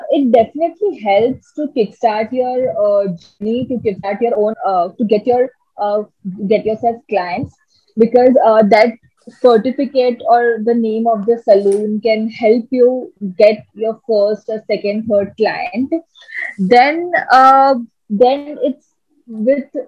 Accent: Mumbai, Maharashtra, India; So uh, when I came, I came from Bombay.

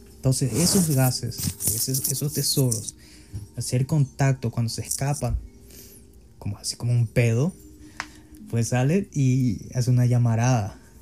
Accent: Paraguay; en mi país

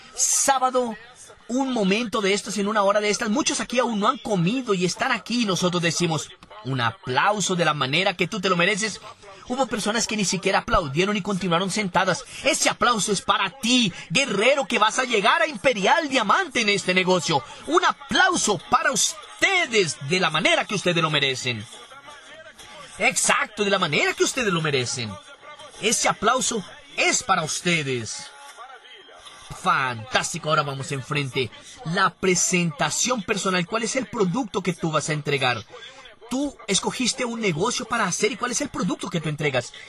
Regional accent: Rio de Janeiro, Brazil; Fui nací y crecí en Bangú, el barrio más caliente de Río de Janeiro

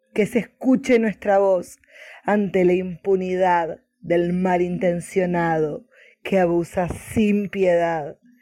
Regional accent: Buenos Aires, Argentina; de Argentina, Buenos Aires

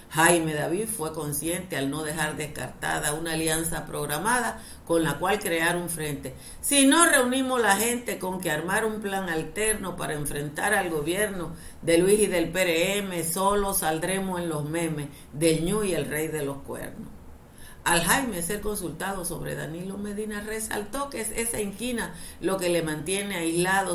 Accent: Dominican Republic

